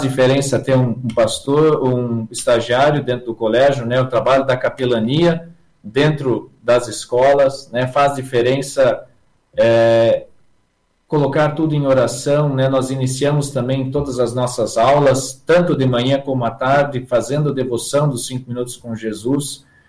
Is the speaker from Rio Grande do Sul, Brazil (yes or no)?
yes; Santa Rosa, Rio Grande do Sul, Brazil; moved away as an adult; now in Joaçaba, Brazil; Eu sou natural da cidade de Santa Rosa, no Rio Grande do Sul